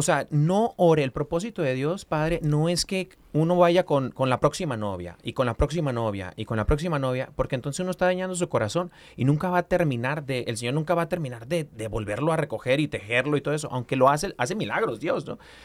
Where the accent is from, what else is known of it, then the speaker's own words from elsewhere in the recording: Mexico; Como buen mexicano